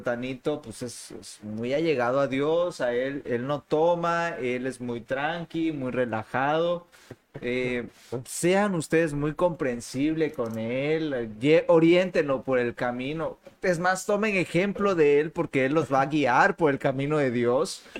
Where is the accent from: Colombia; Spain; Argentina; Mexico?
Mexico; Dije, pues como todo mexicano, huevón.